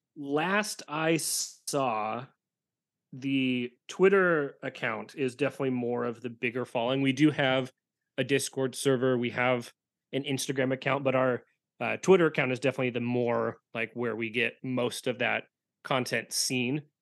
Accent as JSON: {"language": "English", "region": "Washington", "country": "United States", "tie": "born or raised there", "said": "I born and raised in Washington"}